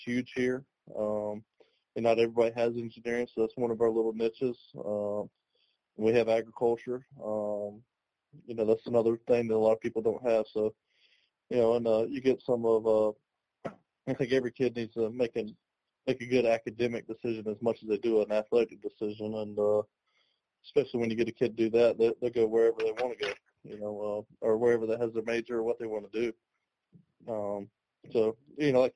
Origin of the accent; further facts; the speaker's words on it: North Carolina, United States; I'm from North Carolina, played, you know, my career not far away from Greensboro